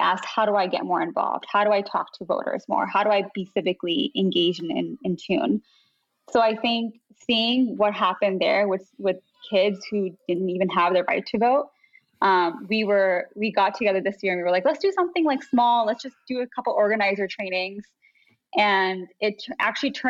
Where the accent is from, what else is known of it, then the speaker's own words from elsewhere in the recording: United States; as Muslim American kids growing up.